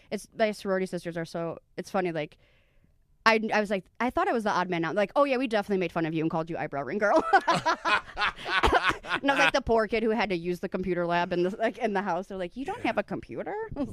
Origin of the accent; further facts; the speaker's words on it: Midwest, United States; I love basements. I'm from the Midwest. I got fingered in basements.